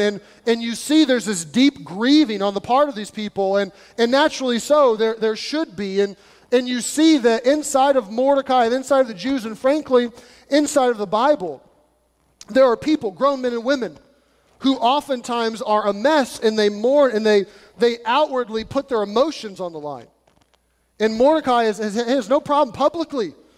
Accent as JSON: {"language": "English", "country": "United States", "said": "us as Americans"}